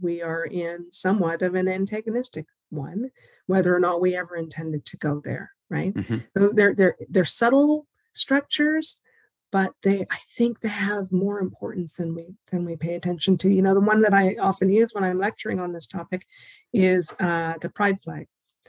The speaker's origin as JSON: {"language": "English", "region": "the Maritimes", "country": "Canada", "said": "I'm from the Maritimes."}